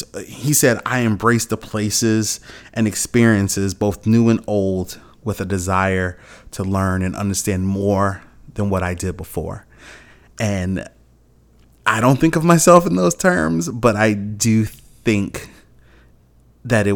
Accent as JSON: {"language": "English", "town": "Chicago", "region": "Illinois", "country": "United States", "tie": "born or raised there", "also_born_or_lived": "Germany / Afghanistan / Alaska", "said": "I'm born and raised in Chicago. I was born on the South Side in the Roseland community, grew up there"}